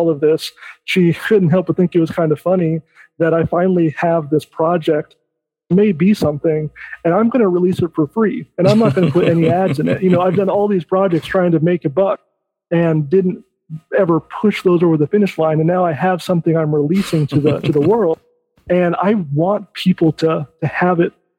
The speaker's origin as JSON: {"language": "English", "region": "Michigan", "country": "United States", "said": "I'm from Michigan"}